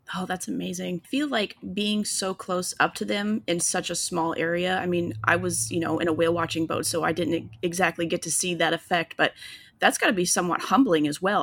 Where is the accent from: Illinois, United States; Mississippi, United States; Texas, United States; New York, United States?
Illinois, United States; now in Florida, United States; we live down in Florida now, but I'm originally from Illinois